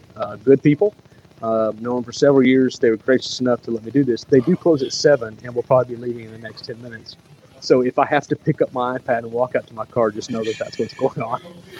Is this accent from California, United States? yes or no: no; Jasper, Alabama, United States; moved away as an adult; also born or lived in Birmingham, Alabama; I'm very thankful that I grew up in Walker County.